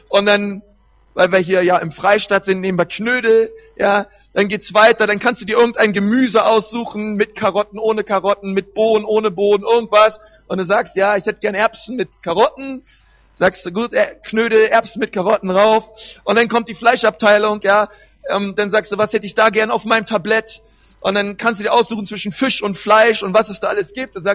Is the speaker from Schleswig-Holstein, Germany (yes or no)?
no; Berlin, Germany; Wir haben bei uns in Berlin, ich bin Berliner, wenn man ein Stück rausfährt nach Brandenburg, einen Havelpark